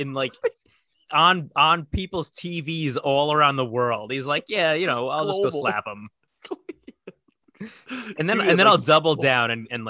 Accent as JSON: {"language": "English", "country": "United States", "said": "we're from America."}